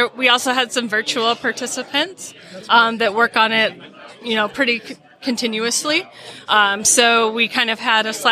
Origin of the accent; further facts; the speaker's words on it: Midwest, United States; I am from the Midwest